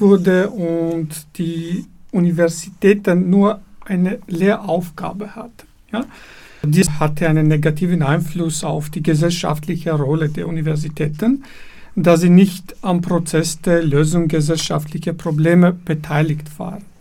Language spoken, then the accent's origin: German; Dilijan, Tavush, Armenia; German is a second language; moved away as an adult; also born or lived in Yerevan, Armenia; now in Vienna, Austria; ich bin in Armenien geboren und aufgewachsen in einer kleinen Stadt namens Dilijan im Gebiet des Dilijan Nationalparks